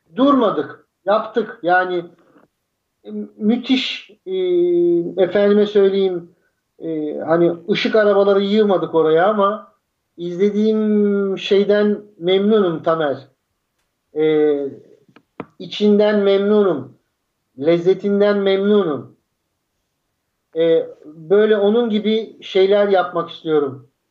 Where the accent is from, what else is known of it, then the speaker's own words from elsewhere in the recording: Turkey; ben, sıradan bir Türk'üm.